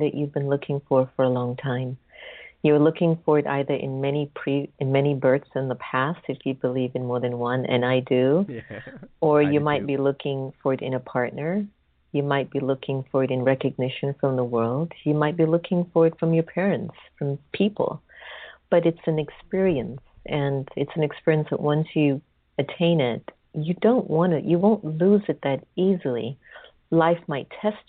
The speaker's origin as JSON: {"language": "English", "country": "United States", "said": "as an American"}